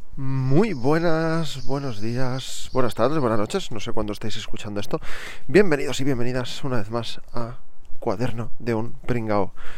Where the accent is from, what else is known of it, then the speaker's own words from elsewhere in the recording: Barcelona, Catalonia, Spain; accent: neutral Catalan; yo hablo catalán de toda la vida, yo soy de Barcelona